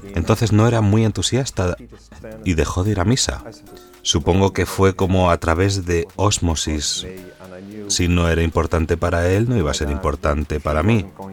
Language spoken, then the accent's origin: Spanish; Dublin, Leinster, Ireland; moved away as an adult; now in Roscommon, Ireland; vivo en Roscommon, en Irlanda, aunque soy de Dublín